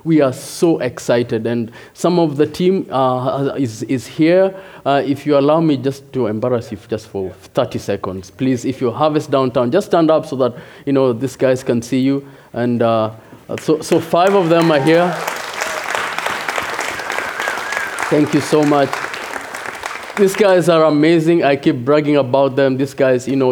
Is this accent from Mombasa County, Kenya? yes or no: no; Nairobi, Kenya; moved away as an adult; also born or lived in Chicago, United States; now in Rochester, United States; I am originally from Nairobi, Kenya. Came to the U.S. 6 years ago.